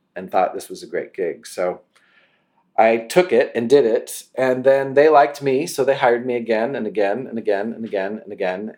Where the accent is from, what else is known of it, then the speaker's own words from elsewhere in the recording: between Sacramento and Tahoe, California, United States; also born or lived in Los Angeles; I grew up in California with some horses uh, in between Sacramento and Tahoe, a tiny little community